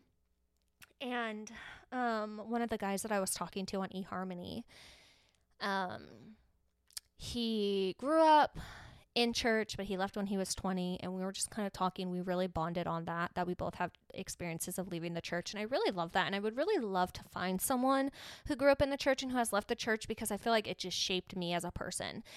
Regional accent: Mesa, Arizona, United States; I'm from Mesa, Arizona, and there's a lot of Mormons here

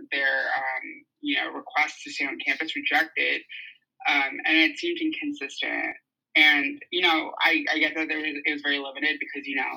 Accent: New York City, New York, United States; I am from New York City, specifically Queens

